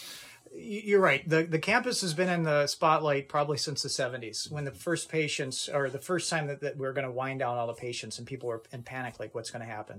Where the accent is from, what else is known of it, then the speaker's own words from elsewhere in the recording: Kenmore, New York, United States; also born or lived in Buffalo, New York; I grew up in Kenmore